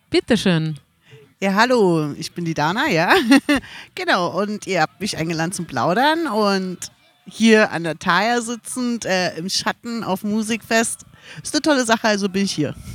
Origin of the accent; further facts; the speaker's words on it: Berlin, Germany; born there; aber ich bin halt auch Ossi. Mhm. Also bin im Osten geboren worden und äh, lustigerweise bin ich im sogar Regierungskrankenhaus in Buch, Berlin Buch ge